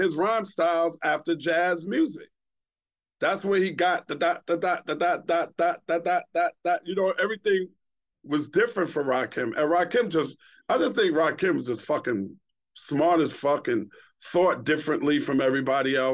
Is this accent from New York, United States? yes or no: yes; New York City, New York, United States; also born or lived in Queens; I was born in Brooklyn